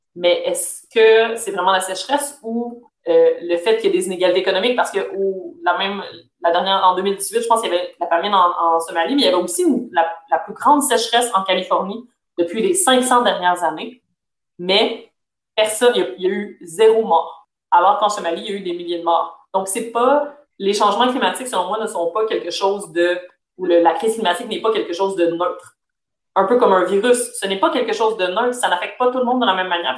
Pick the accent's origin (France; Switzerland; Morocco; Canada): Canada; je suis née au Canada, je suis née en Occident